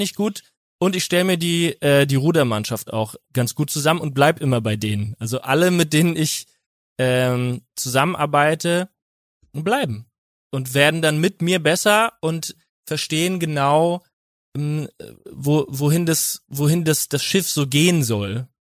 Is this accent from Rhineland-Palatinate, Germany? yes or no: yes; Winnweiler, Rhineland-Palatinate, Germany; aus Winnweiler aus der Pfalz